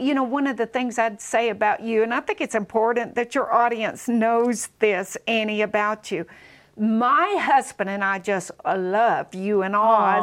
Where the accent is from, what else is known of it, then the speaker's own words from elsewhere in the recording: Southern, United States; accent: Southern; if everyone came out like me with a Southern accent?